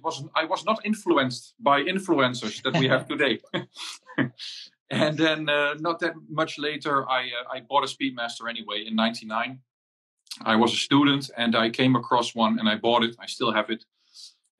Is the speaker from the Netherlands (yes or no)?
yes; Netherlands; I'm from the Netherlands, and I'm dialing in from home